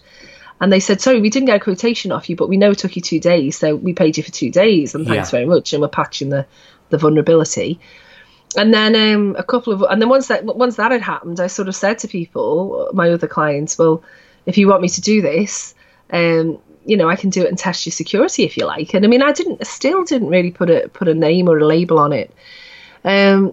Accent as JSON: {"language": "English", "town": "Liverpool", "region": "North West England", "country": "United Kingdom", "tie": "born or raised there", "said": "we were all kind of growing up in Liverpool until the 70s and 80s"}